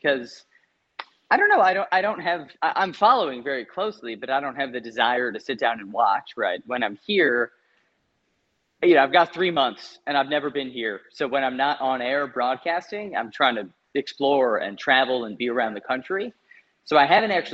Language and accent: English; Chicago, Illinois, United States; moved away as an adult; now in Australia; as an American